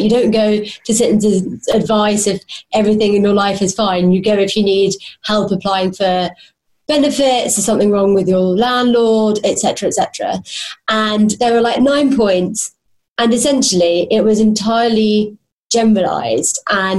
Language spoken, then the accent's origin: English; Hounslow, London, United Kingdom; I sound pretty posh, but I'm actually from Hounslow. If you've ever been there, you know it is not very nice.